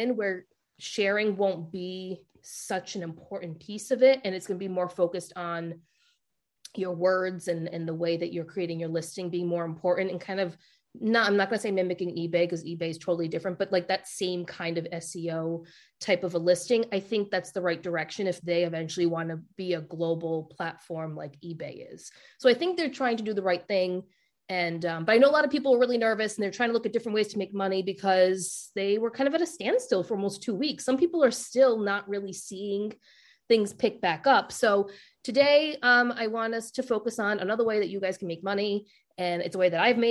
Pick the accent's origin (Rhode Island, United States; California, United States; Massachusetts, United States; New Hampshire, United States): Rhode Island, United States; accent: Rhode Island; my Rhode Island accent